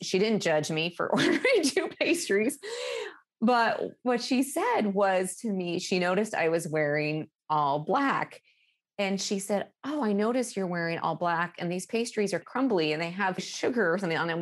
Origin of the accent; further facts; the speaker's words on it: Alaska, United States; moved away as an adult; now in Seattle, United States; growing up in Alaska